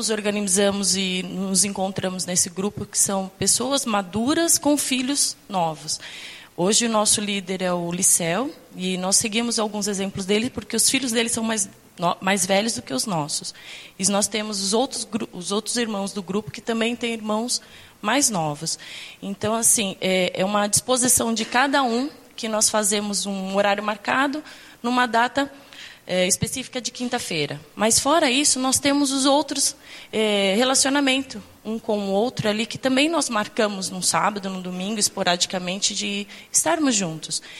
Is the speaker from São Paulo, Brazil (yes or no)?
yes; Santos, São Paulo, Brazil; nós estamos aqui há quatro anos. Nós viemos de Santos